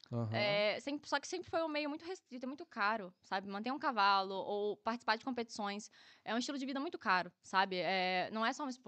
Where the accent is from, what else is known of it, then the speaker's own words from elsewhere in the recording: Rio de Janeiro, Brazil; moved away as an adult; also born or lived in Nova Iguaçu; now in Faro, Portugal; Nasci em Nova Iguaçu. Certo. Mas vivi a vida inteira em Guadalupe.